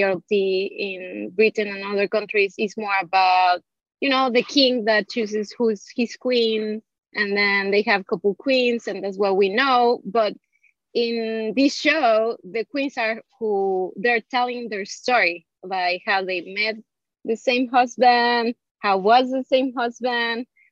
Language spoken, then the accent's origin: English; Mexico City, Mexico; moved away as an adult; now in New York City, United States; I'm from Mexico City.